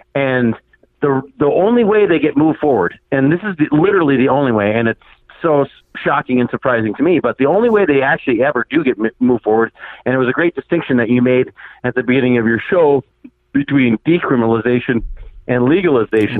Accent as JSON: {"language": "English", "region": "Minnesota", "country": "United States", "said": "I am actually from Minnesota, not Canada"}